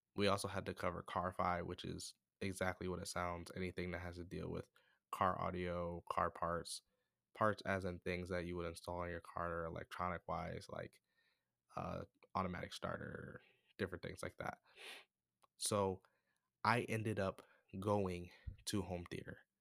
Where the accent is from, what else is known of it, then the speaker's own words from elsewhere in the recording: United States; I'm from America, by the way, I'm not from Africa